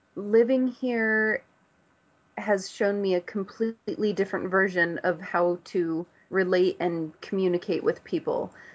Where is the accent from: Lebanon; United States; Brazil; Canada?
United States; Los Angeles, California; moved away as an adult; now in Dancing Rabbit, United States; I came from Hollywood, California. I've lived in Southern California my whole life